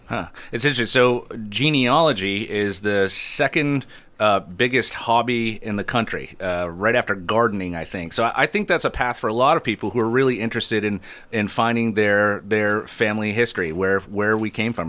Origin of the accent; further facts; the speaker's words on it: Adirondack Park, upstate New York, United States; moved away; I grew up in the Adirondack Park in, in far upstate New York